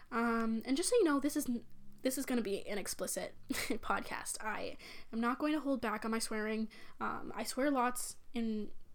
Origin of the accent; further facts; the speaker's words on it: Canada; I'm from Canada